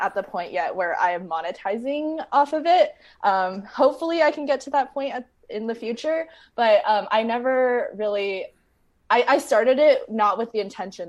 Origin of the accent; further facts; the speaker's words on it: San Diego, California, United States; also born or lived in Bay Area, California; I grew up in San Diego, California, and then I moved up to the Bay Area for college, and I've just been in in California ever since